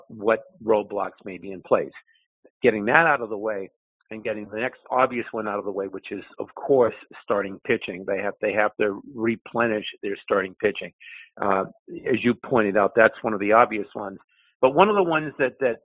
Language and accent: English; Cambridge, Massachusetts, United States; I was born and raised in Cambridge. So I mean, I'm a Boston guy.